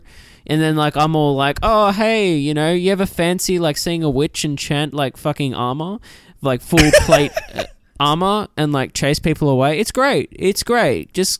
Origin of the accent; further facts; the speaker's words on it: Queensland, Australia; I'm originally from the Queensland, up north.